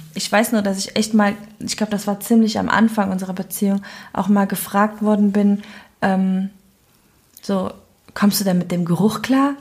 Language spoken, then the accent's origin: German; Cologne, North Rhine-Westphalia, Germany; accent: Cologne; dass ich Kölnerin bin